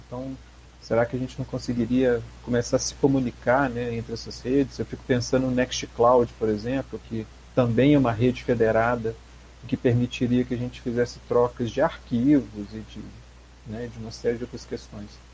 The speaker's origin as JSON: {"language": "Portuguese", "town": "Belo Horizonte", "region": "Minas Gerais", "country": "Brazil", "said": "eu sou de Belo Horizonte"}